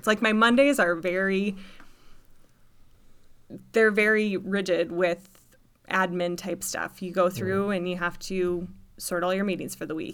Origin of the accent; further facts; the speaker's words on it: Stevens Point, Wisconsin, United States; also born or lived in Eau Claire; now in Marshfield, United States; I'm from Stevens Point, so about 40 miles away.